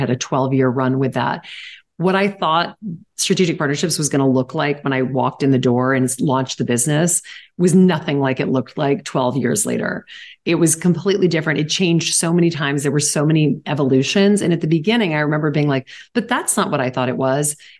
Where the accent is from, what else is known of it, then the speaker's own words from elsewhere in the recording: Louisiana, United States; now in New York, United States; I'm from Louisiana